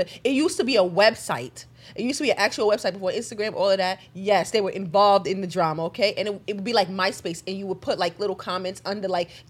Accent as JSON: {"language": "English", "country": "Jamaica", "said": "I'm Jamaican"}